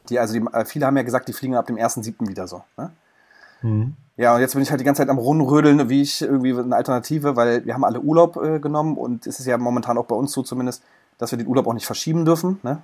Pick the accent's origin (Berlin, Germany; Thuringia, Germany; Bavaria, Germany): Berlin, Germany; als Berliner